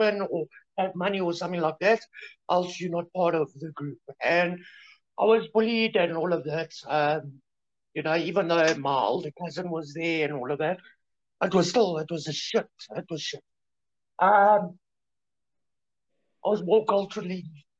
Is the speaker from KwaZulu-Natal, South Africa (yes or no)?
no; Germiston, Gauteng, South Africa; I was born in Germiston